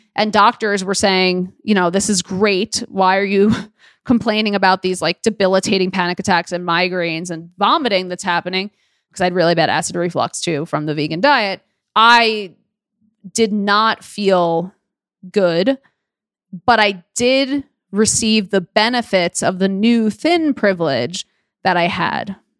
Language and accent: English; New York City, New York, United States; I was born and raised in Queens, New York, a borough girl